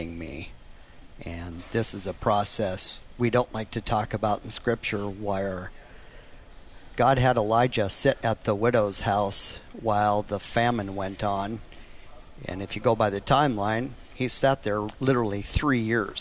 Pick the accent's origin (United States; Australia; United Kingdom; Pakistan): United States; Lemmon, South Dakota; also born or lived in Wyoming; there's a little town where I was born in Wyoming and raised in the Dakotas, little tiny town called Lemon